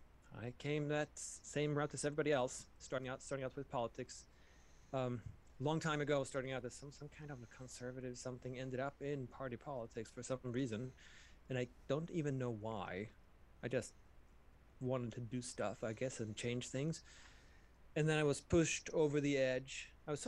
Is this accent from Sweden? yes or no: yes; Sweden; moved away; I'm from Sweden